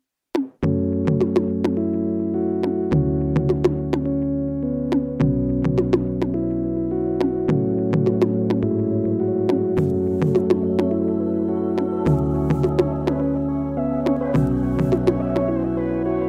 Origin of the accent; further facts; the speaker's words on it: Drogheda, County Louth, Ireland; I'm originally from Drogheda, where I grew up